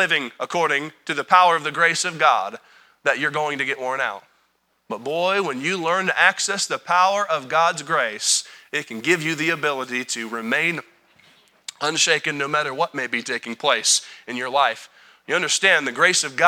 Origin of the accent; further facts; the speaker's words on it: United States; I'm an American